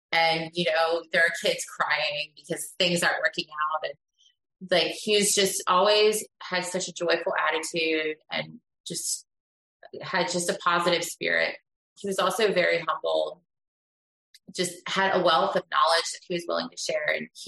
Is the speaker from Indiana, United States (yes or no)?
no; Philadelphia, Pennsylvania, United States; yeah, we're both from Pennsylvania. {S1} Okay. {S3} So I came from the Philadelphia side and he came from the Pittsburgh side.